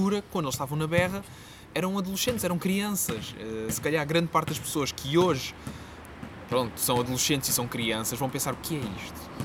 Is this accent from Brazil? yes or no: no; Quarteira, Algarve, Portugal; moved away as an adult; also born or lived in Faro; now in Lisbon, Portugal; eu vivi toda a minha vida no Algarve, só decidi mesmo vir para Lisboa por causa do mestrado